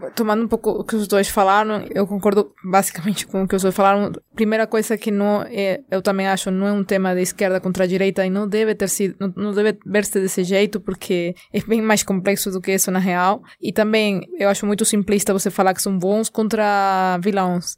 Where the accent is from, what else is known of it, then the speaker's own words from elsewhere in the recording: Venezuela; como venezuelana